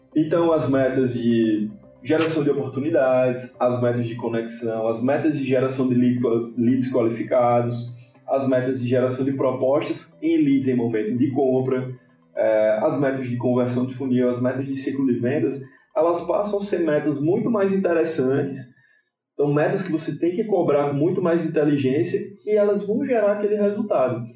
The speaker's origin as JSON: {"language": "Portuguese", "town": "Natal", "region": "Rio Grande do Norte", "country": "Brazil", "said": "sou aqui de Natal, sou potiguar, eu, Potiguar, é morador de Ponta Negra, então nada, nada mais Potiguar do que isso"}